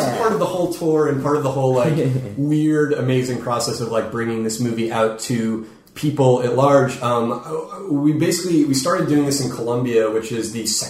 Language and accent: English; Phoenix, Arizona, United States; We were in Phoenix, my hometown